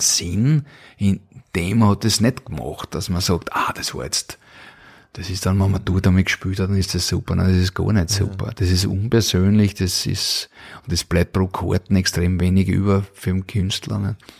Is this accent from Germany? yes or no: no; Vienna, Austria; geboren 1973 in Wien